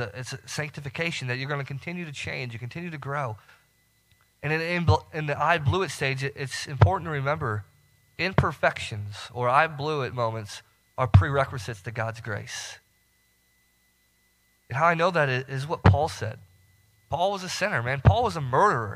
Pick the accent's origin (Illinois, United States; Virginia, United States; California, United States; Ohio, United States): Illinois, United States; Northern; moved away as an adult; So I'm from Northern Illinois, and, you know, down here, we do not get the snow that I'm used to, right? So your couple inches of snow, man, we're talking feet back where I'm from.